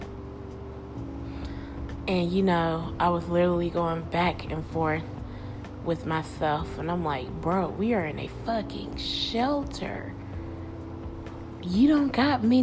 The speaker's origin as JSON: {"language": "English", "region": "Alabama", "country": "United States", "tie": "born or raised there", "also_born_or_lived": "Tennessee", "moved": "as an adult", "said": "I had to leave my home in Tennessee and go back to my hometown in Alabama"}